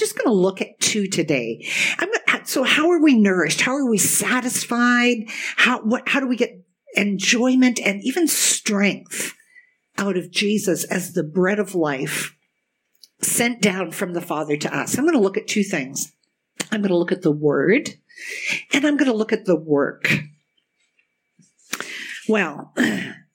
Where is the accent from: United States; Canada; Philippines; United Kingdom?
Canada; Kitchener, Ontario; I grew up in the Kitchener-Waterloo area with all our German roots